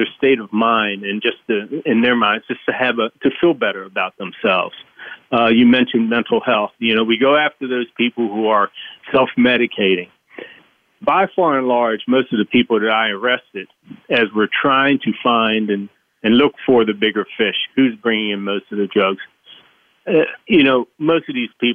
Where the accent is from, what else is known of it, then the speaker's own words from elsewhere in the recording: Baltimore, Maryland, United States; I was raised in Baltimore